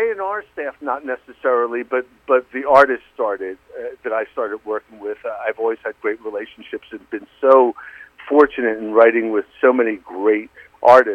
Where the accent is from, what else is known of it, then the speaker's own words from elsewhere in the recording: Philadelphia, Pennsylvania, United States; now in Nashville, United States; growing up in Philadelphia, Pennsylvania, and spending every summer on my grandmother's farm in Philadelphia, Mississippi